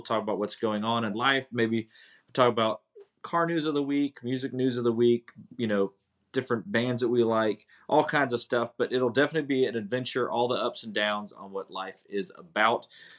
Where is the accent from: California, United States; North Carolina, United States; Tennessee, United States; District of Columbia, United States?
North Carolina, United States; Hendersonville; also born or lived in Bucks County, Pennsylvania; I was born in Bucks County, Pennsylvania. In 1979, so kind of give you an idea, I am 44 years old currently. At about 2 years, a year and a half after I was born, I moved to Hendersonville, North Carolina with my parents.